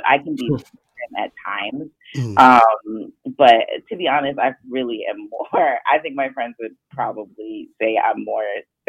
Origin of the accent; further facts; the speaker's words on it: Jamaica; Like, I'm Jamaican, so I just think, when I think of my aunt talking and my grandmother